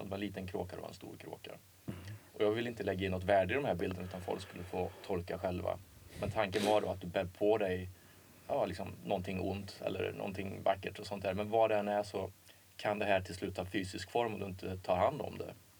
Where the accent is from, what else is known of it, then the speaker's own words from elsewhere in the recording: Åmål, Västra Götaland, Sweden; i Åmål fanns det inte så mycket att göra